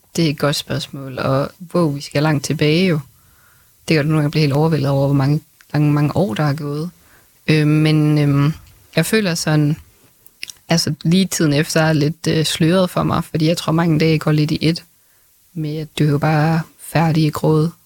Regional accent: Grenaa, Central Denmark Region, Denmark; Greno, hvor jeg kommer fra

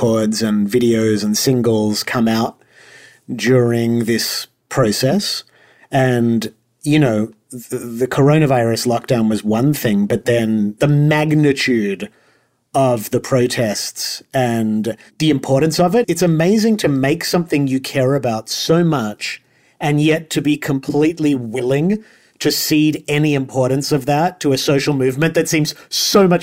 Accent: Australia; moved away as an adult; because I'm an immigrant, I'm Australian, and I've lived here since I was 18

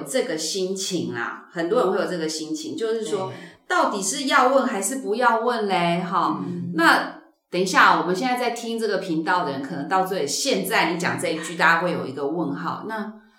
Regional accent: Tainan, Taiwan; now in Taipei, Taiwan; 我跟我老公，我们都是台南人，所以我们孩子，尤其是第一个孩子出生的时候，我们就是住在台南

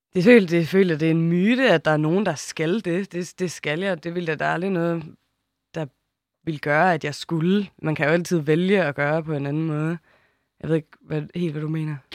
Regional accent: Samsø, Central Denmark Region, Denmark; jeg haft et halvt år på Samsø, hvor jeg er vokset op

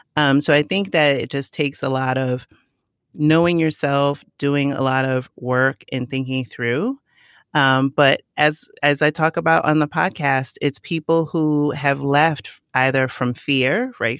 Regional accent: New York City, New York, United States; I grew up in the Bronx. I'm from the Boogie Down.

